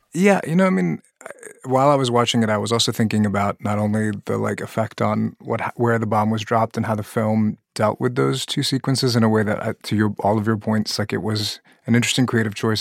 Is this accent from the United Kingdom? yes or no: no; Pakistan; moved away; I'm originally from Pakistan, a country that joined the nuclear arms race, had tests as well